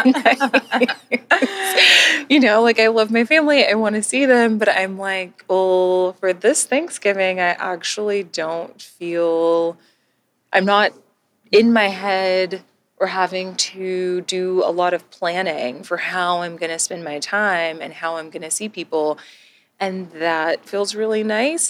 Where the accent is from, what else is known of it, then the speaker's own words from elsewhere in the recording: Texas, United States; moved away as an adult; also born or lived in Georgia; born and raised in Texas, I spent most of my life in Texas